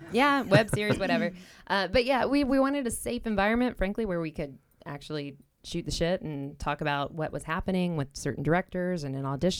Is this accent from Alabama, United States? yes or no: yes; Alabama, United States; now in Chicago, United States; I'm from Alabama.